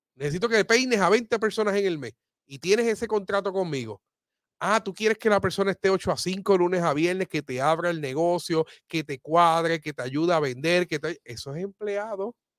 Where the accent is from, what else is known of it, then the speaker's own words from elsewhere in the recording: Aibonito, Puerto Rico; de mi pueblo de ahí bonito